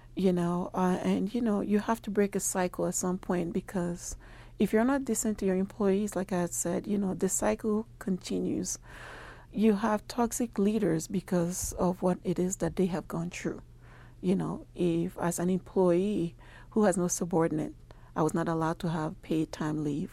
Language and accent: English; Nigeria; moved away as an adult; now in Albuquerque, United States; I'm originally from Nigeria. I have been in, uh, Albuquerque for twenty-three years now.